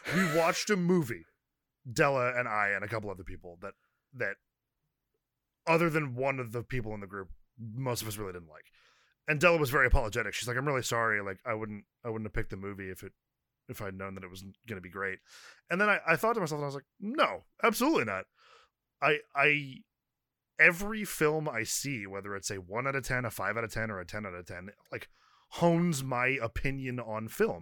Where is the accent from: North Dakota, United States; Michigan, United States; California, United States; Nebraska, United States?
California, United States; I am Californian